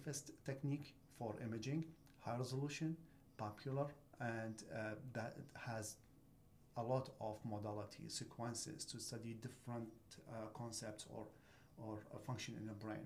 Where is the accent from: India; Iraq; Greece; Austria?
Iraq; moved away as an adult; now in United States; I came from Iraq